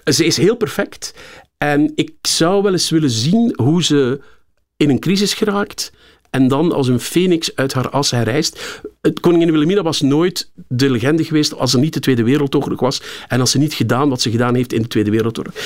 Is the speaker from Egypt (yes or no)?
yes; Cairo, Cairo Governorate, Egypt; born or raised there; moved away